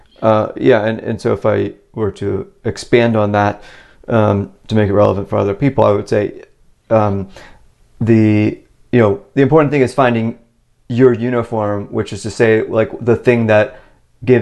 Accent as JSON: {"language": "English", "region": "Virginia", "country": "United States", "tie": "born or raised there", "said": "where I grew up in Virginia"}